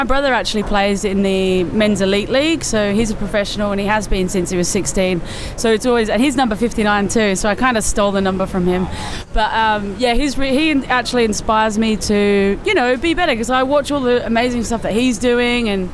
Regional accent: Solihull, West Midlands, United Kingdom; moved away as an adult; now in Australia; I'm from Solihull in the UK.

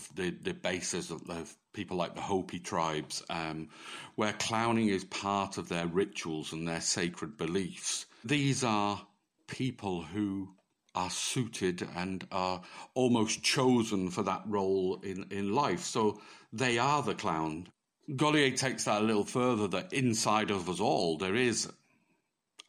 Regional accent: Manchester, North West England, United Kingdom; moved away as an adult; also born or lived in France; now in Limerick, Ireland; originally I'm from Manchester, so I was brought up very close to Bellevue Circus in Manchester

